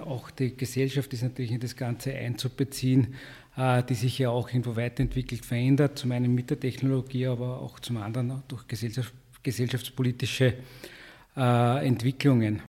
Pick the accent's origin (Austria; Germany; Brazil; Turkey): Austria; Upper Austria; also born or lived in Graz; now in Vienna, Austria; Ich komme aus Oberösterreich äh, mit einem starken Freiwilligenfeuerwehrwesen, schon seit Jugend, Kindesbeinen an quasi bei der, bei der Freiwilligenfeuerwehr